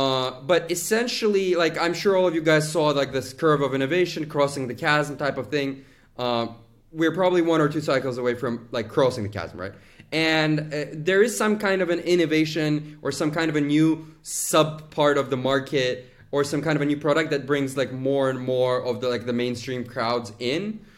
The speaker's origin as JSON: {"language": "English", "country": "Azerbaijan", "also_born_or_lived": "United States", "said": "Originally, I am from Azerbaijan, went to school in the United States, studied Chinese and finance."}